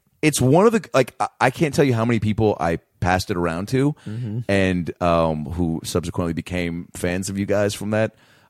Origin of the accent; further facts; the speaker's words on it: Lake Forest Park, Washington, United States; I'm from Lake Forest Park, Washington, and I go 20 minutes from Seattle